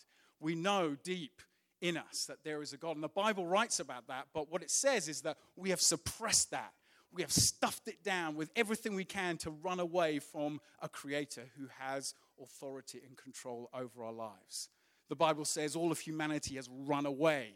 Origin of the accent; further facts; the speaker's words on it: United Kingdom; we're British